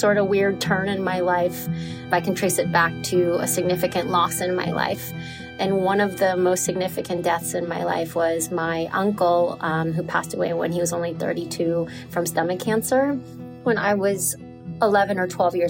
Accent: New York City, New York, United States; moved away as an adult; now in Nicaragua; I'm from New York City

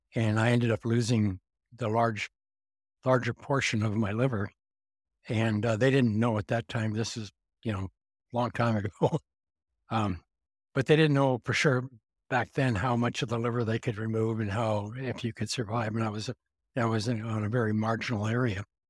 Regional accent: Montana, United States; I grew up in Montana

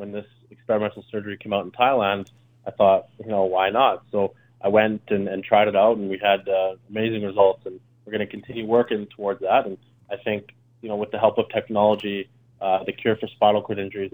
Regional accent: Calgary, Alberta, Canada; I'm from Calgary, so it's a pretty old city.

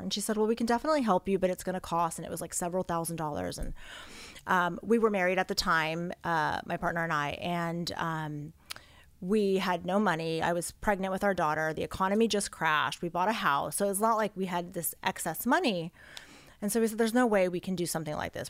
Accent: Los Angeles, California, United States; I grew up here in Los Angeles in the Valley

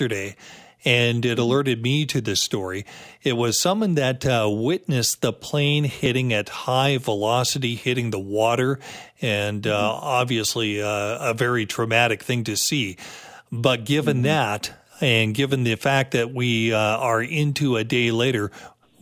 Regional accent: Canada; I'm just a Canadian with some travel down to the States

